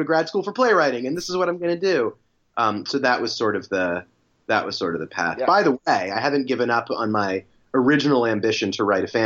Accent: Berkeley, California, United States; I grew up in the Bay Area in Berkeley

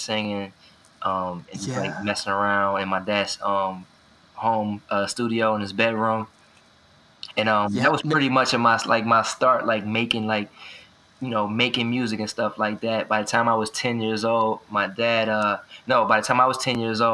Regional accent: Chester, Pennsylvania, United States; I grew up in the Lamokin Village projects in Chester, Pennsylvania

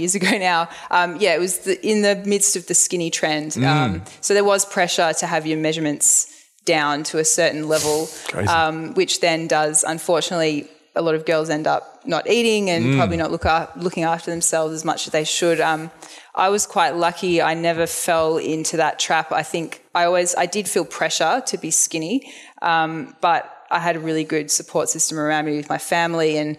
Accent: Melbourne, Victoria, Australia; I'm from the Ballin area

